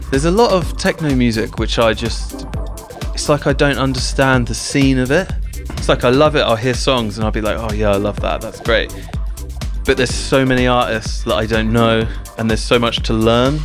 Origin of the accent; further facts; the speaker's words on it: Southampton, South East England, United Kingdom; I'm from Southampton, Southampton, in England, which is like an hour south of London